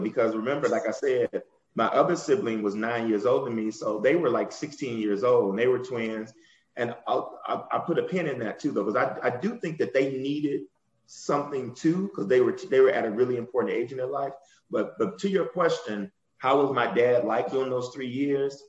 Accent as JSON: {"language": "English", "town": "Muskegon Heights", "region": "Michigan", "country": "United States", "accent": "Southern", "said": "we're from Muskegon Heights, Michigan. We, I got a Southern accent. My dad is from Arkansas, and my mom was from Mississippi"}